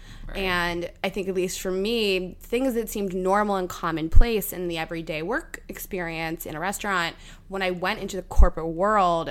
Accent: Pittsburgh, Pennsylvania, United States; now in New York, United States; I grew up in Pittsburgh

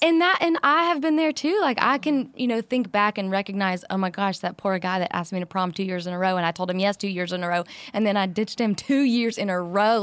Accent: Louisiana, United States; I'm from Louisiana

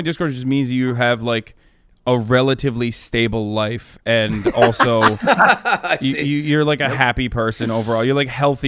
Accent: Turkey; moved away as an adult; now in United States; I grew up in Turkey until I was 18 years old

